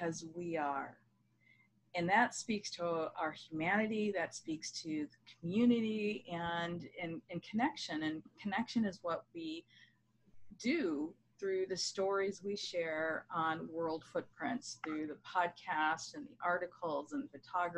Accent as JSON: {"language": "English", "region": "Michigan", "country": "United States", "tie": "born or raised there", "also_born_or_lived": "United Kingdom / London, United Kingdom", "moved": "as an adult", "lives_now": "Washington DC area, United States", "said": "I moved from my home state of Michigan to the DC area"}